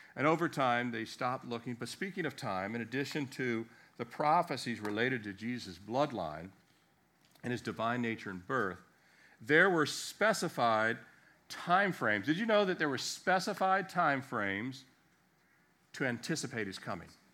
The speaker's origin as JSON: {"language": "English", "region": "Virginia", "country": "United States", "tie": "born or raised there", "also_born_or_lived": "Annapolis, Maryland", "said": "I'm from Virginia because, uh, born in Maryland, but I grew up middle school and into high school here"}